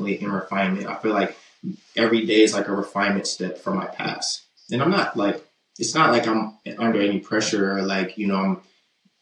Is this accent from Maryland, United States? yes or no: yes; Baltimore, Maryland, United States; moved away as an adult; now in Midwest, United States; I'm from West Baltimore